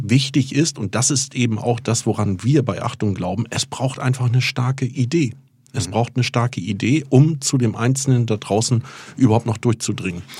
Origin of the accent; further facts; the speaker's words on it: Fehmarn, Schleswig-Holstein, Germany; moved away; schon während der Schulzeit auf Fehmarn, ich bin auf der Ostseeinsel Fehmarn geboren